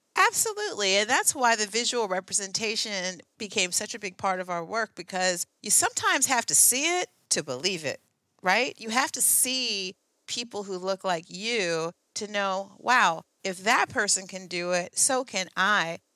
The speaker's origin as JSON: {"language": "English", "town": "Oakland", "region": "California", "country": "United States", "tie": "born or raised there", "said": "back home in Oakland, I grew up in the Oakland Hills, right there in the Redwoods"}